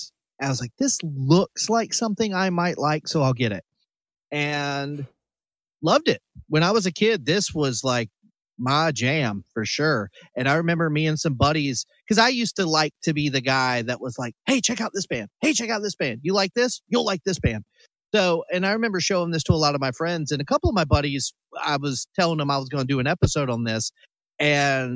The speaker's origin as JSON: {"language": "English", "town": "Greensboro", "region": "North Carolina", "country": "United States", "tie": "born or raised there", "said": "Me and Danger grew up in the same kind of area for the most part in North Carolina around Greensboro"}